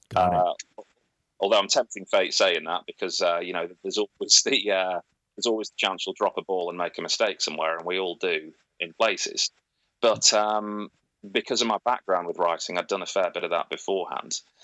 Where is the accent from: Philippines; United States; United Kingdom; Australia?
United Kingdom; growing up in Britain with the history lessons we have here